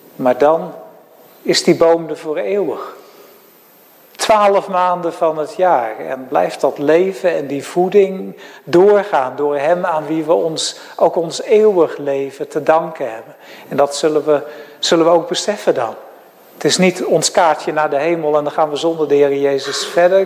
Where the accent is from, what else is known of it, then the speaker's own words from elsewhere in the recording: Netherlands; also born or lived in Graafstroom; als Nederlanders